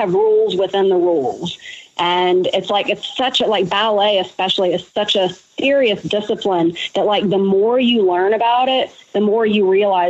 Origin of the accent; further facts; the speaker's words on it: Alabama, United States; Actually, Alabama, actually.